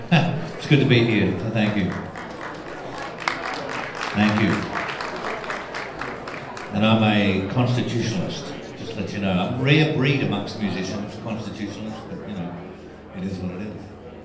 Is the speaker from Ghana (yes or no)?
no; Australia; now in United States; I'm not actually an American. I'm an Australian, but I'm in the best country in the world.